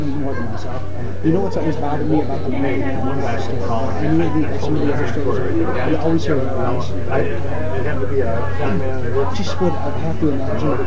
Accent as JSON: {"language": "English", "town": "Williamsburg", "country": "United States", "tie": "born or raised there", "moved": "yes", "lives_now": "Syracuse, United States", "said": "I grew up in Williamsburg"}